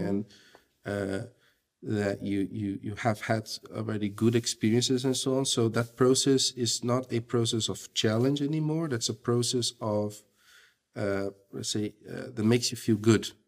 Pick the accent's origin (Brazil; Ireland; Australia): Brazil; moved away as an adult; now in Belgium; I'm from Brazil. My wife is from Russia. We live okay. in Belgium.